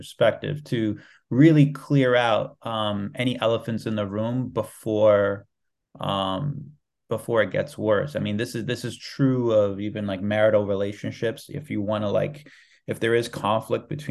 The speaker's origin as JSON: {"language": "English", "country": "United States", "tie": "born or raised there", "said": "I was born here"}